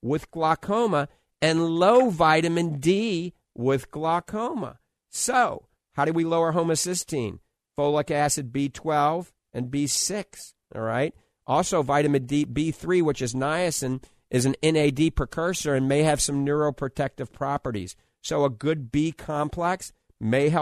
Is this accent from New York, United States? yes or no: no; New Orleans, Louisiana, United States; now in Clearwater Beach, United States; I grew up in New Orleans